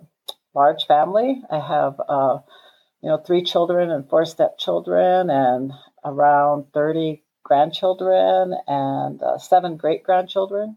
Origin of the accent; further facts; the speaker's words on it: Rosebud Reservation, South Dakota, United States; I was born and raised on the Rosebud Reservation